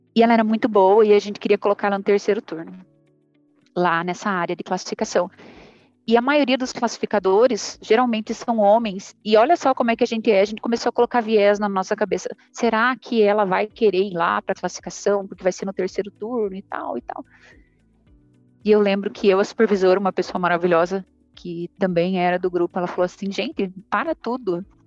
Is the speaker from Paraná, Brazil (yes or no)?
yes; Ponta Grossa, Paraná, Brazil; moved away as an adult; now in Goiânia, Brazil; Eu sou sulista, sou de Ponta Grossa, no Paraná